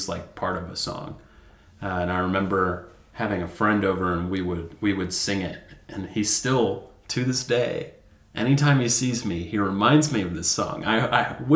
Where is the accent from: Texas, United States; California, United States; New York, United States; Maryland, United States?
Texas, United States; Amarillo; also born or lived in Nashville, Tennessee; I moved to Amarillo when I was 9 months old